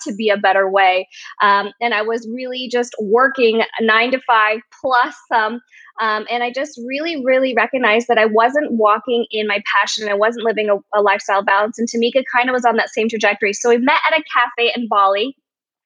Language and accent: English; United States; I'm Chinese American